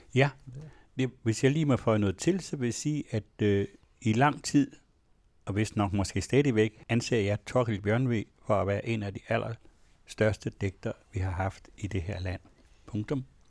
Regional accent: Denmark; jeg er vokset op i en egen af Danmark, hvor der næsten ingen herregårde var

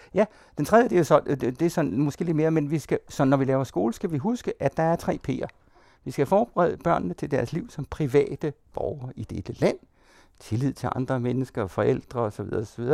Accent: Denmark; jeg er dansker, det er en identitet.

